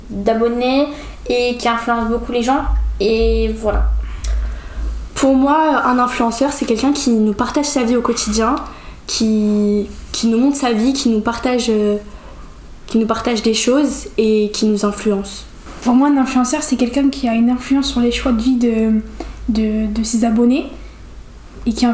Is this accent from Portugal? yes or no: yes; Portugal; j'ai 16 ans et je suis portugaise.